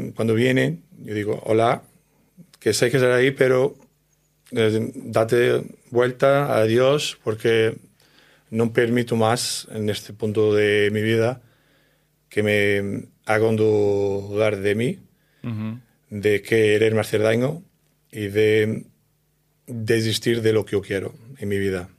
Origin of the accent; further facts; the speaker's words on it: Portugal; Spanish is a second language; now in Spain; yo soy de Portugal, de un pueblo muy pequeño